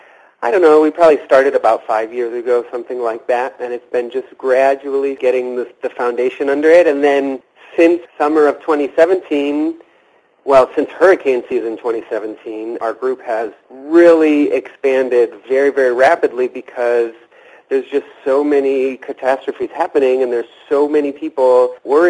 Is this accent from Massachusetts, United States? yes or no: no; Mazomanie, Wisconsin, United States; I grew up in Mesomania. I actually went to school at Wisconsin Heights High School